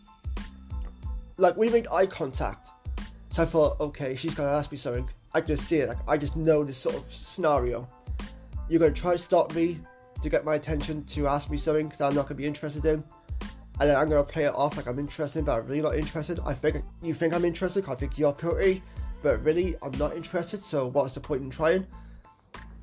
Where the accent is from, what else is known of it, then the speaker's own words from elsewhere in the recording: Cardiff, Wales, United Kingdom; my seat at Cardiff has his strange moments. Has his strange people